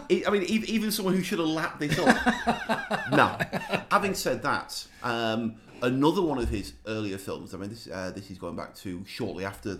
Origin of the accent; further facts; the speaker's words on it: England, United Kingdom; I'm English and I'm also 14 years old.